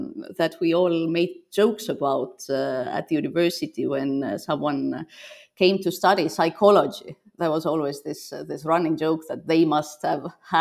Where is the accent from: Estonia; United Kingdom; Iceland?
Estonia; now in Copenhagen, Denmark; while I was growing up in Soviet Estonia